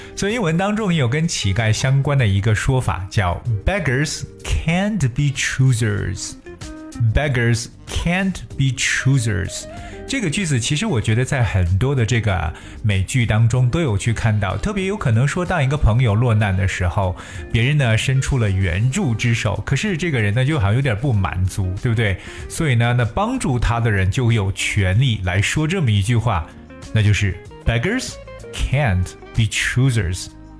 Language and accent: Chinese; China; 我们中国人常讲三百六十五行，行行出状元